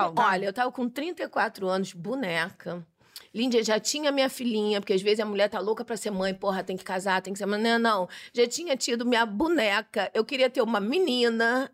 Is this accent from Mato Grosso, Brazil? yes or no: no; Bahia, Brazil; moved away as an adult; Eu nasci, passei por vários lugares e com 11 anos minha família se mudou para Bahia. Então, eu sou baiana de adolescência, não de nascença